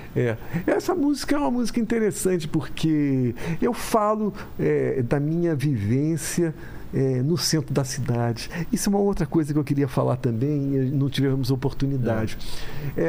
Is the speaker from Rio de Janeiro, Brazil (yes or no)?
yes; Rio de Janeiro, Brazil; eu sou carioca